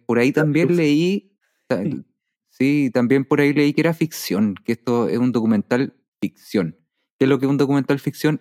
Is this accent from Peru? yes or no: no; Chile; como sociedad chilena